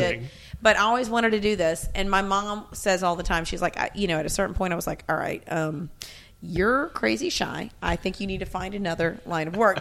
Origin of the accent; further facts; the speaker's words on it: Memphis, Tennessee, United States; also born or lived in Alabama; I grew up in Memphis